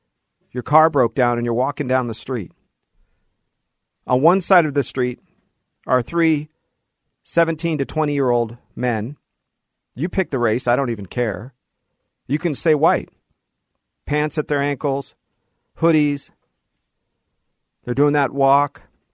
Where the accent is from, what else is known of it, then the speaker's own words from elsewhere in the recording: Los Angeles, California, United States; born there; That I was born in Los Angeles.